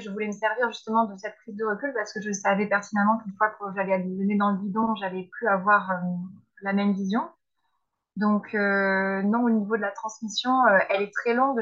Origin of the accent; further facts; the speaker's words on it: Bordelais, Nouvelle-Aquitaine, France; c'est dans ce domaine-là que j'ai grandi, en Bordelais